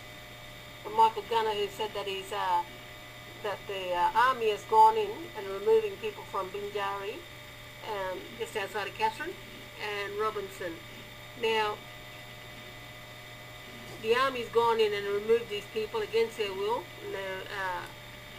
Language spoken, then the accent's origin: English; Larrakia country, Northern Territory, Australia; I'm from Larrakia country